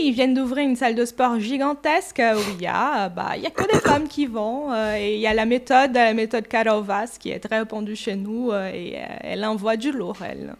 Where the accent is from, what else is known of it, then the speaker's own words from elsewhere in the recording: Brazil; French is a second language; moved away as an adult; now in France; j'ai 41 euh, ans. Euh, je suis brésilienne